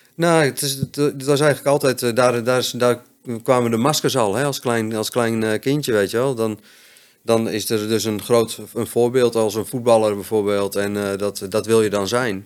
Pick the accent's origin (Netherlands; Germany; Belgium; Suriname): Netherlands; Friesland; also born or lived in Hoogeveen; ik ben opgegroeid in Friesland